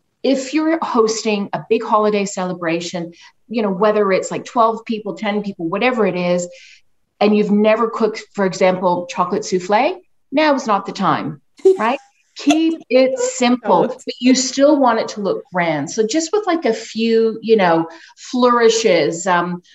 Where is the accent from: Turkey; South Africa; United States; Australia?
Australia; now in Canada; I'm originally from Australia. I came back 4 years ago.